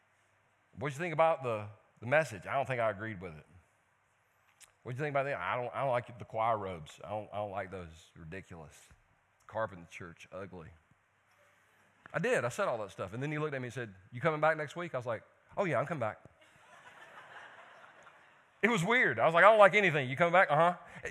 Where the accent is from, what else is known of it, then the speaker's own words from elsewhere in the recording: Belton, United States; I'm from Belton. Okay, other than that standpipe thing, y'all ain't got anything in Belton.